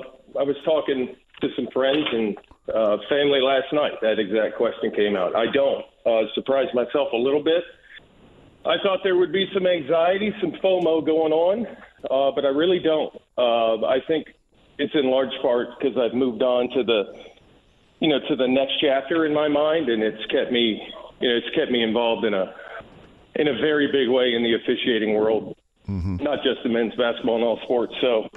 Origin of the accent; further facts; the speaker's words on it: New Jersey, United States; born there; also born or lived in Georgia; now in Indianapolis, United States; Lived in Georgia, born in New Jersey.